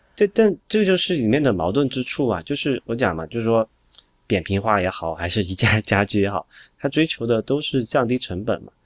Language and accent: Chinese; Sichuan, China; 我四川人嘛